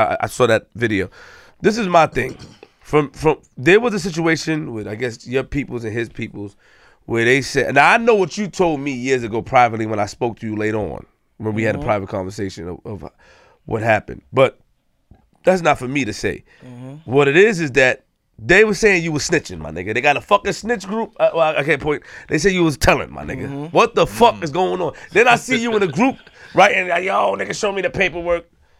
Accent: Queens, New York, United States; I'm from Queens.

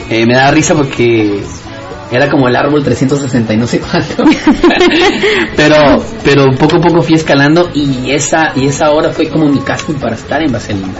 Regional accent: Guatemala; moved away; ser el único guatemalteco en ese, esa, en ese gran elenco

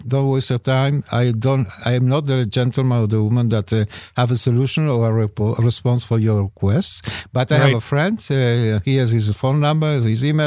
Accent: Israel; moved away as an adult; now in Canada

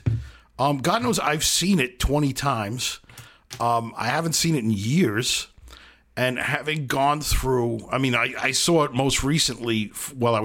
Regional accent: New York City, New York, United States; I grew up in Brooklyn.

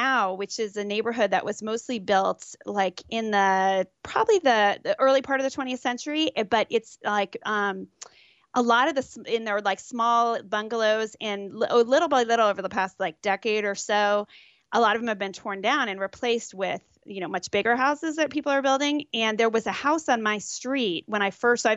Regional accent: Arlington, Virginia, United States; I hail Arlington, Virginia. So Northern Virginia, right outside D.C.

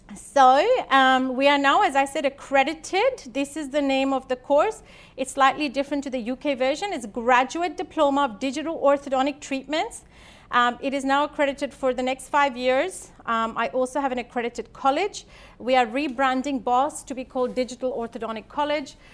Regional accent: India; also born or lived in Sydney, Australia / Adelaide, Australia; now in Australia; I'm born and brought up in India

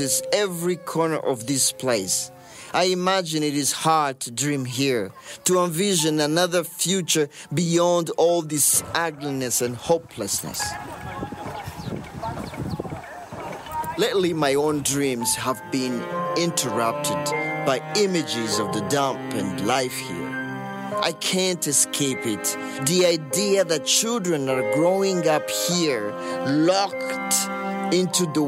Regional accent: Bujumbura, Burundi; moved away; I grew up in Mutakura, a neighborhood not far from the dump

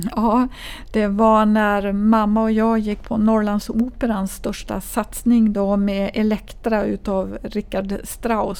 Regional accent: Kiruna, Norrbotten County, Sweden; när jag växte upp i Kiruna

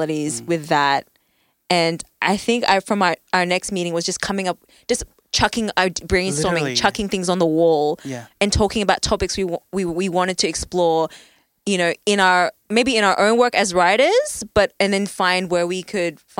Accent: Brisbane, Queensland, Australia; growing up in Brisbane

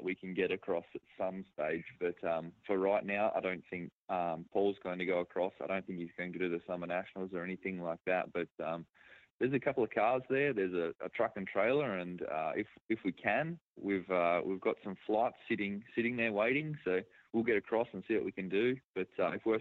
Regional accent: Bunbury, Western Australia, Australia; I'm from Bunbury, which is about an hour and a half away.

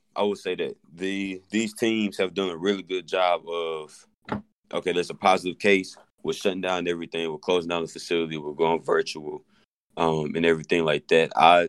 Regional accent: Georgia, United States; moved away as an adult; also born or lived in Murfreesboro, Tennessee; now in Ohio, United States; I'm from Georgia. Went to MTSU.

